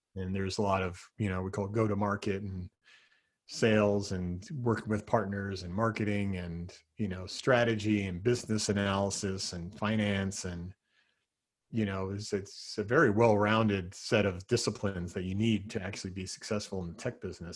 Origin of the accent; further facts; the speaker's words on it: New Jersey, United States; moved away as an adult; now in Seattle area, United States; growing up in New Jersey